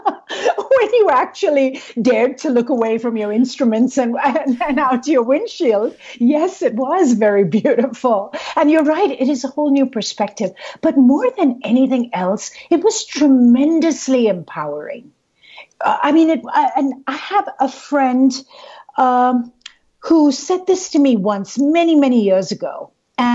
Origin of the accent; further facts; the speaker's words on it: India; moved away as an adult; Growing up in India